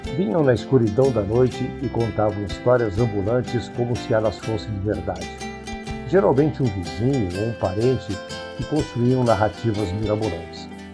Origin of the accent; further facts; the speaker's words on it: Colorado, Rio Grande do Sul, Brazil; moved away; also born or lived in Porto Alegre; quando eu vivia na minha terra natal, a cidade gaúcha de Colorado